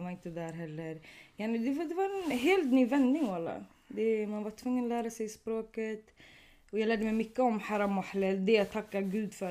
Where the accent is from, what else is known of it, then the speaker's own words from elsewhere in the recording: Sweden; also born or lived in Tunisia; du var från Sverige.